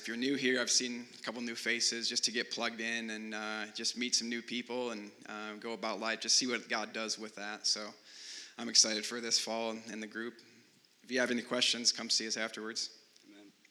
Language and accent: English; Michigan, United States; moved away; I'm from Michigan